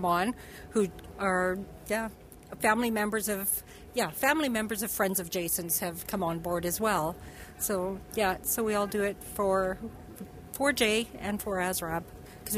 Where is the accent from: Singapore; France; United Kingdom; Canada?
Canada; Edmonton, Alberta; We're from the Edmonton area